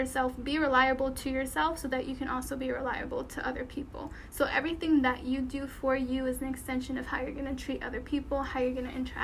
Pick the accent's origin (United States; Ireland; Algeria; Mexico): United States; Connecticut; moved away as an adult; now in Texas, United States; after school I would go to the beach back home. So I'm from Connecticut